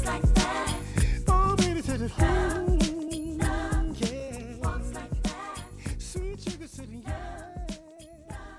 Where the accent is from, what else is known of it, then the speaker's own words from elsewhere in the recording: London, United Kingdom; growing up in East London